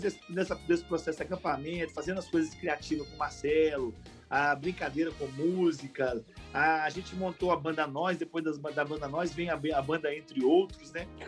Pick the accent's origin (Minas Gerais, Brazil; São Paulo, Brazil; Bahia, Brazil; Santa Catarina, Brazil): Minas Gerais, Brazil; Belo Horizonte; nascido e criado em Belo Horizonte, sou de Belo Horizonte, moro em Belo Horizonte